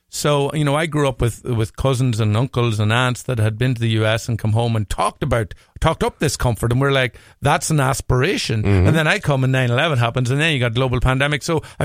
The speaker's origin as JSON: {"language": "English", "country": "Ireland", "tie": "born or raised there", "moved": "as an adult", "lives_now": "Upper Midwest, United States"}